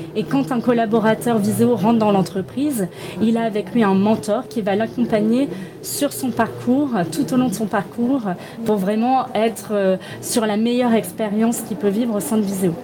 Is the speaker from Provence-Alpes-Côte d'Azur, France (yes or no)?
yes; Toulon, Provence-Alpes-Côte d'Azur, France; je viens de Toulon